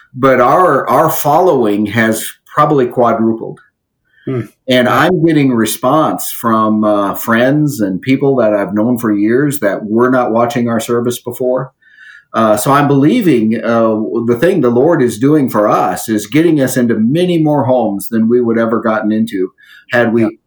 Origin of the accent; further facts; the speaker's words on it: area around Jamestown, North Dakota, United States; moved away; I'm back in an area that I grew up in, mm-hmm. and uh, not too far from my hometown